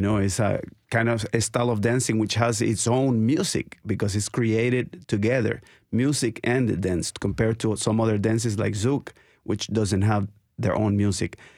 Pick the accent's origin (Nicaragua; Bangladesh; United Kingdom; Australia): Nicaragua; now in Nashville, United States; I'm from Nicaragua